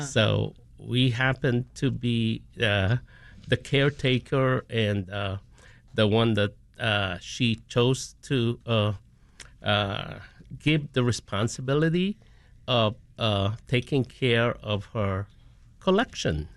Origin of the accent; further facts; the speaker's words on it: Philippines; now in Chicago, United States; born and raised in the Philippines, but now have spent two-thirds of my time of my life here in the U S